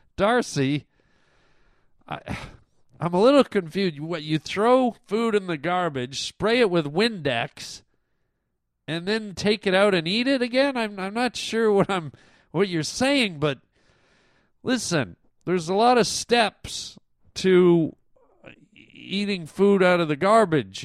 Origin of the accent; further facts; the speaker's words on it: Toronto, Ontario, Canada; moved away; Toronto. That's my hometown.